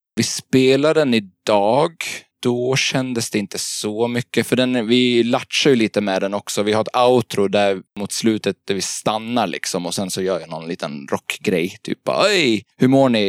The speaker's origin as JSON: {"language": "Swedish", "region": "Gotland", "country": "Sweden", "also_born_or_lived": "Småland / Gothenburg", "moved": "yes", "lives_now": "Stockholm, Sweden", "said": "Jag är från Gotland från början. Och har bott lite i Småland och Göteborg, men nu bor jag i Stockholm."}